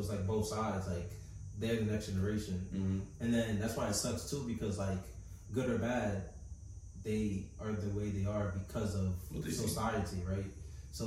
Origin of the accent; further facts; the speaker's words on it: United States; I am American